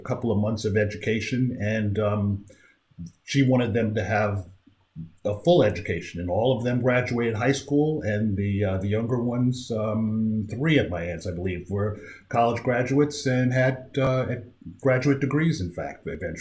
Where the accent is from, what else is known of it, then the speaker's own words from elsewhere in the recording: Amityville, New York, United States; moved away; also born or lived in Boise, Idaho; I grew up in Amityville on Long Island, New York.